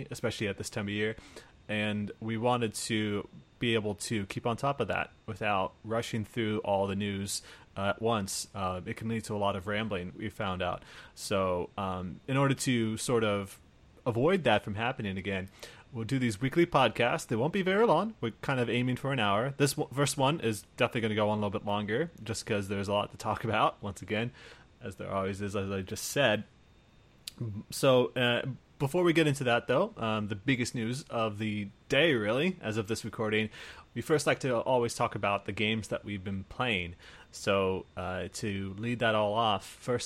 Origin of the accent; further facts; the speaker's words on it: Des Moines, Iowa, United States; we're from Iowa